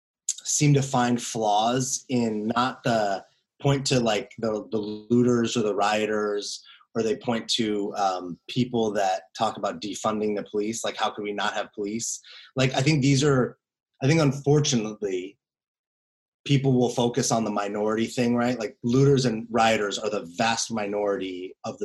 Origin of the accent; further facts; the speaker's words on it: United States; Growing up a white kid in America